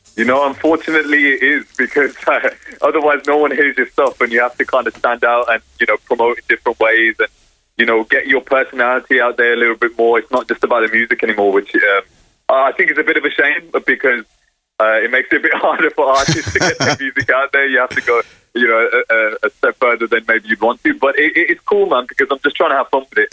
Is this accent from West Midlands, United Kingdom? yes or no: yes; Birmingham, West Midlands, United Kingdom; born or raised there; moved away as an adult; now in London, United Kingdom